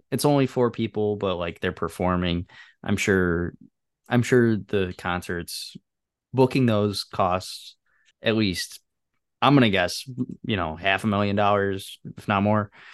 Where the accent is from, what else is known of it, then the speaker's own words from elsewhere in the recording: Chicago, Illinois, United States; as a Chicagoan